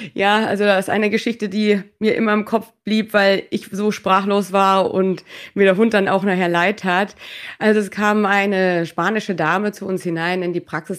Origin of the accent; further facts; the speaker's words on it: Norderstedt, Schleswig-Holstein, Germany; moved away as an adult; also born or lived in Hannover; now in Mallorca, Spain; komme ursprünglich aus dem Norden Deutschlands, aus Norderstedt bei Hamburg